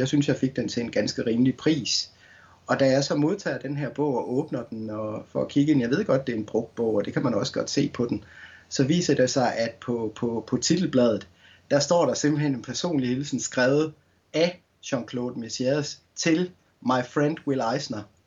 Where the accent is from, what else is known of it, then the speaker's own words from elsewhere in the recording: Skanderborg, Central Denmark Region, Denmark; som ung knægt i Skanderborg øh, på Morten Børup skolen